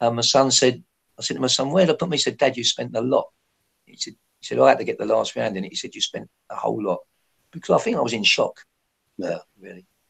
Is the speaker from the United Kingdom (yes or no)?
yes; Hatfield, East of England, United Kingdom; also born or lived in North London; I was born in North London, very near Arsenal's ground. And uh, when I was a bit, about six months old, I was a baby, my parents moved to what they call a new town called Hatfield